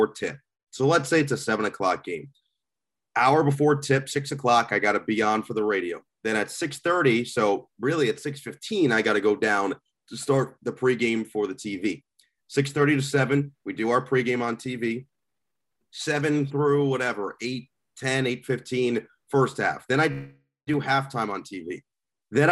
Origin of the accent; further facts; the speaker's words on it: Northern New Jersey, United States; I'm from Northern New Jersey, which is where The Sopranos takes place